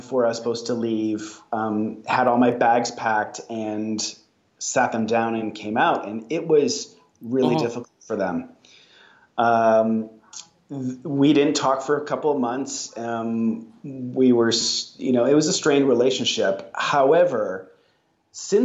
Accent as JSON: {"language": "English", "town": "Kalamazoo", "region": "Michigan", "country": "United States", "tie": "born or raised there", "moved": "yes", "said": "I grew up in Southwest Michigan"}